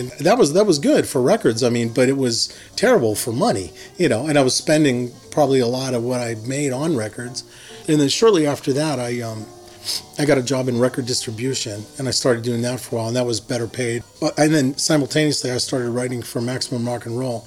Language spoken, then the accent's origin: English; Harmony, Pennsylvania, United States; moved away as an adult; also born or lived in Pittsburgh, Pennsylvania; now in Oakland, United States; I'm from Hermony, Pennsylvania. I lived there for the first 18 years of my life.